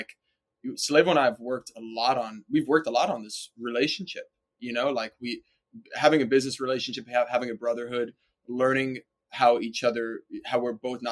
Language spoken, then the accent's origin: English; New York, United States; I'm born and raised in New York